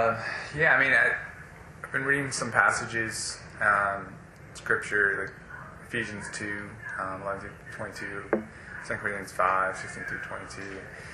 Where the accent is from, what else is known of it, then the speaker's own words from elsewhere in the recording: United States; I'm half Chinese, but I was born in America, raised in American culture, although I had significant influence from my mother in understanding Chinese culture.